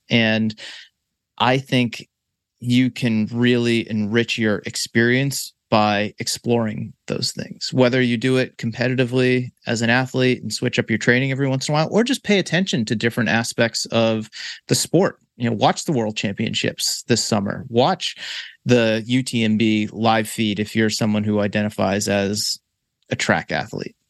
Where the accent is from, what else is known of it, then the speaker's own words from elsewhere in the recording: Boston, Massachusetts, United States; my hometown, fine city of Boston, Massachusetts